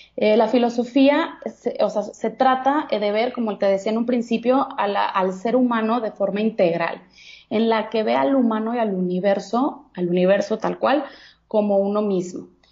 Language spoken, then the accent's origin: Spanish; Guadalajara, Jalisco, Mexico; also born or lived in Monterrey; now in Mexico City, Mexico; yo soy de Guadalajara, Jalisco soy tapatía